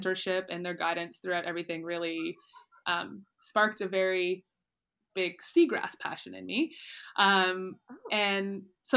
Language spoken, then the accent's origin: English; close to Ottawa, Ontario, Canada; moved away as an adult; also born or lived in Nova Scotia; now in Mozambique; I actually grew up close to Ottawa, which is very landlocked, but I grew up on a river